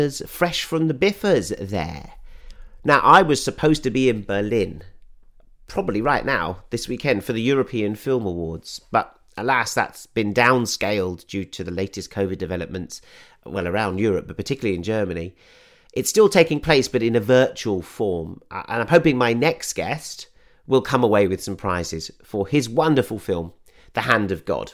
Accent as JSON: {"language": "English", "country": "United Kingdom", "said": "I'm British"}